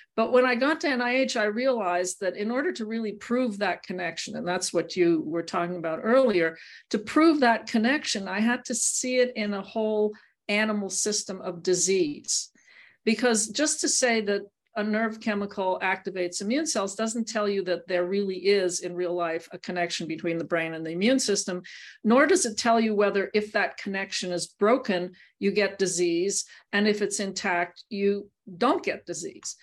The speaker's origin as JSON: {"language": "English", "town": "Montreal", "region": "Quebec", "country": "Canada", "tie": "born or raised there", "said": "I grew up in Montreal"}